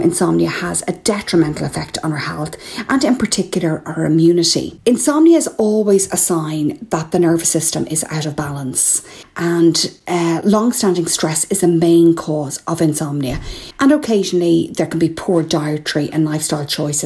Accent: Ireland; I'm …

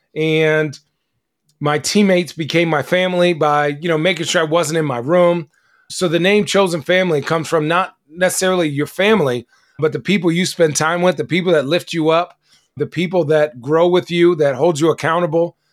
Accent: Arizona, United States; I grew up in Arizona.

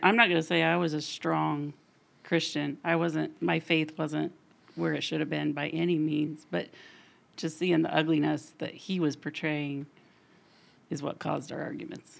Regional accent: Huntington, Indiana, United States; I grew up in Union Church, born and raised in Union Church

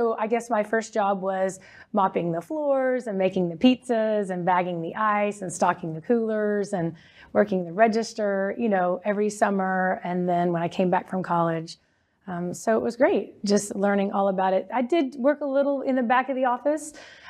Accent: North Richland Hills, Texas, United States; I am from Texas. Grew up in the mid-cities area, so North Richland Hills.

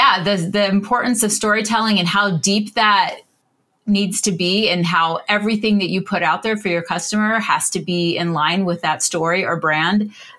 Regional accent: Orlando, Florida, United States; I grew up in Orlando and I'm oldest of 12 kids.

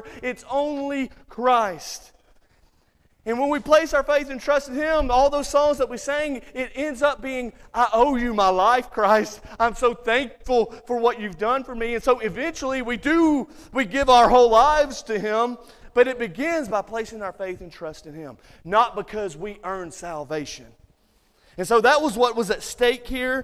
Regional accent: Muscle Shoals, Alabama, United States; moved away; Growing up in the South

